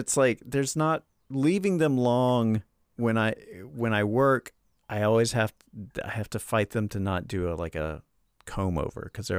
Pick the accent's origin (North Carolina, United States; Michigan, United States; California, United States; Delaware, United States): North Carolina, United States; Charlotte; also born or lived in Greensboro, North Carolina; I'm originally from Charlotte